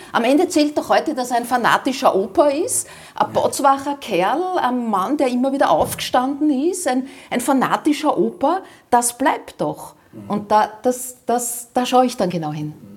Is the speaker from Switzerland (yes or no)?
no; Vienna, Austria; ich komme aus Dornbach, das heißt, der Sportclub, da war immer ein bisschen mein Herz